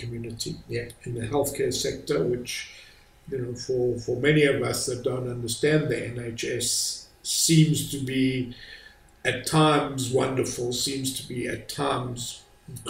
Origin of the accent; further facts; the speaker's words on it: South Africa; moved away as an adult; also born or lived in United Kingdom / Ghana; me as a South African